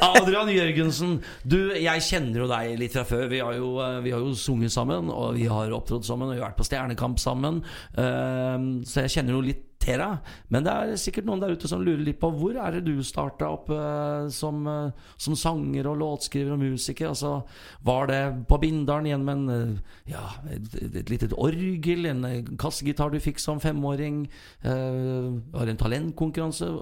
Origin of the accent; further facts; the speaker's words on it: Sarpsborg, Østfold, Norway; moved away as an adult; now in Trøndelag, Norway; Født og oppvokst i Sarpsborg, 20 minutter fra Sverige og en drøy time fra Oslo